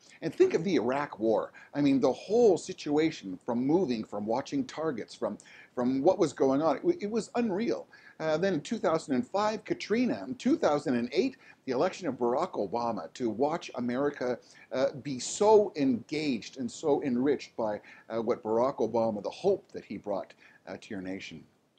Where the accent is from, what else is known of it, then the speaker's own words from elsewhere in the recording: Toronto, Ontario, Canada; I'm a Canadian-born person. I live in Toronto, Canada, and I grew up as a child surrounded by American media.